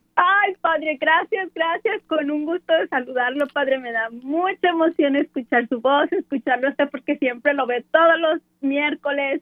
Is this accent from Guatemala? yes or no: yes; Guatemala; soy, soy guatemalteco